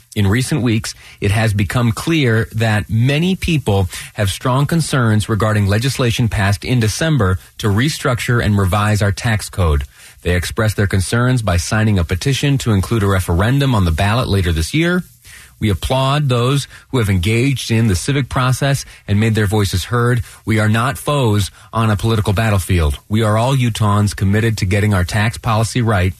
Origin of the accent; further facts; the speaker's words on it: Western New York, United States; now in Utah, United States; I did a good deal of my growing up in Western New York